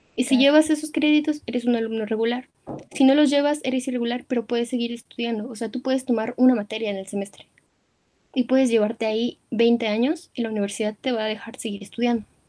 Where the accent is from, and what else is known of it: Mexico